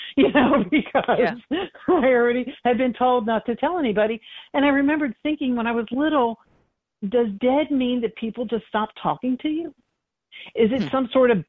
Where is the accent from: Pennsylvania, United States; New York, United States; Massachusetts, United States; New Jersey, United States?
Pennsylvania, United States; Philadelphia; moved away; also born or lived in North Carolina; I grew up in Philadelphia, Pennsylvania